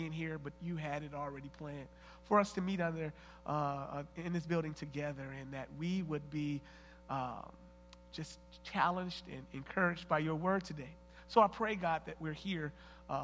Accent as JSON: {"language": "English", "town": "Flint", "region": "Michigan", "country": "United States", "said": "from Flint, and my wife, Miosha, we've been married for 15 years"}